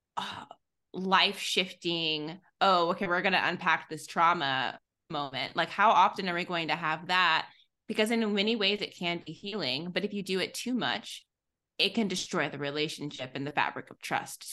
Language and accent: English; Texas, United States; I'm from Texas. I'm very Southern.